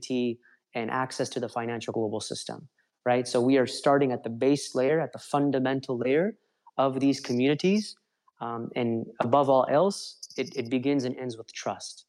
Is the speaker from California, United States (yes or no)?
yes; Los Angeles, California, United States; I'm from Los Angeles originally.